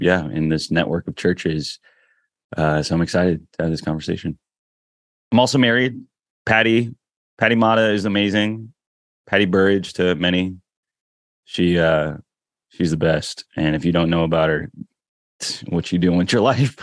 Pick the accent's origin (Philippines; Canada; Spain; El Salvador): Philippines; now in Washington, DC, United States; I'm Filipino, proud of it